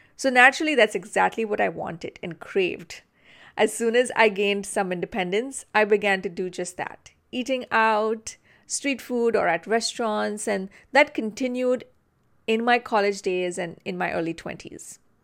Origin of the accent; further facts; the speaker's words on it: Mumbai, Maharashtra, India; I grew up in Mumbai, India